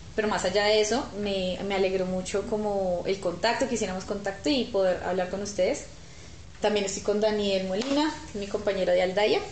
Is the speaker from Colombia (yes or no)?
yes; Armenia, Quindío, Colombia; now in Bogotá, Colombia; yo soy de Armenia, pero en Bogotá siempre he vivido en Chapinero